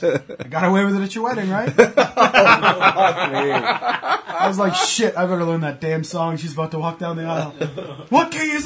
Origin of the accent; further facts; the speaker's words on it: Canada; So, being Canadian